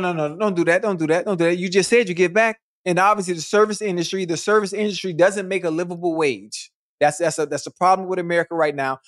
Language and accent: English; Miami, Florida, United States; I'm from Miami